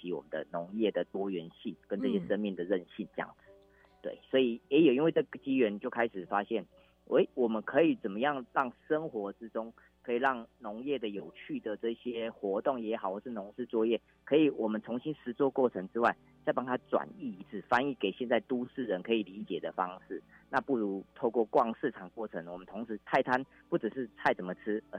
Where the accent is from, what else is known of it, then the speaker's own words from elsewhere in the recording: Yilan, Yilan County, Taiwan; 其实我父母是在宜兰火车站前面的南北馆市场长大的， {S0} 是 {S1} 啊，应该说这边做生意，我在这边长大。